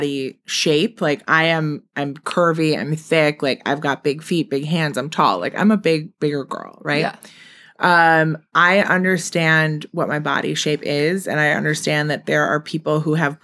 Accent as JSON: {"language": "English", "town": "Milwaukee", "region": "Wisconsin", "country": "United States", "moved": "as an adult", "lives_now": "New York, United States", "said": "I'm from Milwaukee"}